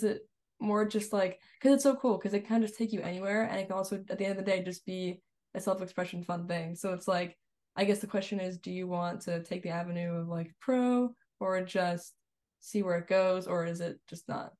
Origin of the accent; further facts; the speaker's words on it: New York, United States; I was from New York and like didn't know anyone.